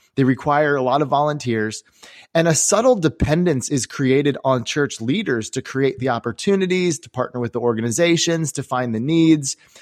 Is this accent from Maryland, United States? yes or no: yes; Maryland, United States; I grew up here in the Maryland area